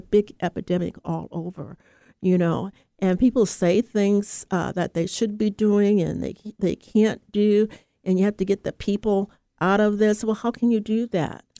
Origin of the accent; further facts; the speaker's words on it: United States; also born or lived in Oakland, California; as an American, a Black American